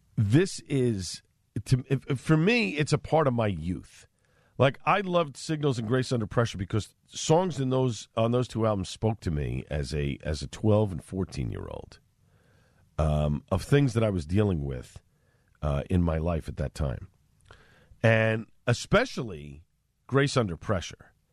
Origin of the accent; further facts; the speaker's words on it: New York City, New York, United States; growing up on Staten Island, you had, uh, you know, an area where, uh, you know, Italian Americans, uh, congregated